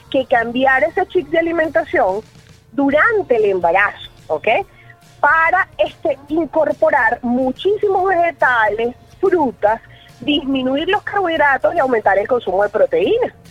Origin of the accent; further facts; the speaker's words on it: Venezuela; yo hice la acotación de que los venezolanos eh, estamos acostumbrados a comer mal, ah